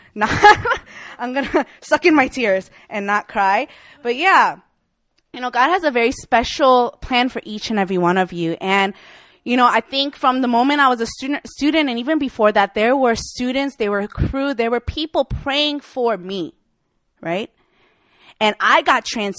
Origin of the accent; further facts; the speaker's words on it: Chicago, Illinois, United States; now in Seoul, South Korea; I'm from Chicago, Illinois